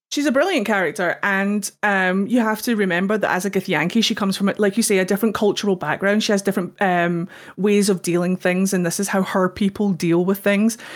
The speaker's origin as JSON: {"language": "English", "region": "Scotland", "country": "United Kingdom", "said": "I'm Scottish."}